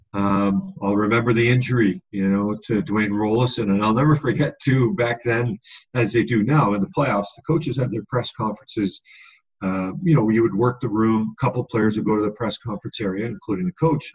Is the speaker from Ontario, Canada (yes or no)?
no; Edmonton, Alberta, Canada; growing up in Edmonton